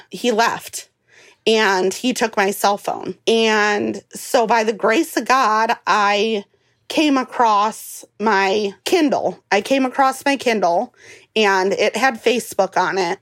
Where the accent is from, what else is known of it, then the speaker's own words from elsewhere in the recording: Cleveland, Ohio, United States; moved away as an adult; now in Missouri, United States; I was actually born and raised in Cleveland, Ohio